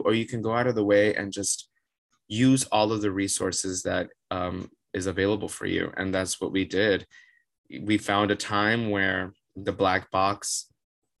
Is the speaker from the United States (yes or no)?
yes; Miami, Florida, United States; moved away as an adult; also born or lived in Otterbein, Ohio; now in New York, United States; Born and raised Miami, Florida, 305 represent